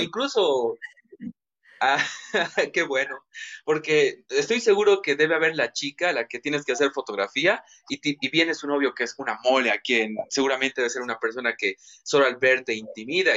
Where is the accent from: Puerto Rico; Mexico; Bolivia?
Bolivia; nosotros como bolivianos